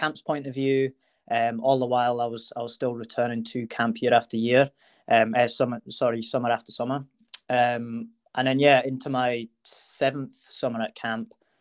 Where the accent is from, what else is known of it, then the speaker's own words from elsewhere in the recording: Edinburgh, Scotland, United Kingdom; I'm from Edinburgh, in Scotland